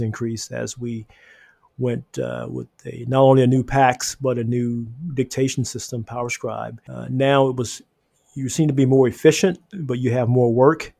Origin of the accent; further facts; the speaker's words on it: Gainesville, Florida, United States; moved away as an adult; now in Atlanta, United States; I'm from Florida. I was born in Gainesville, Florida, at Shands Hospital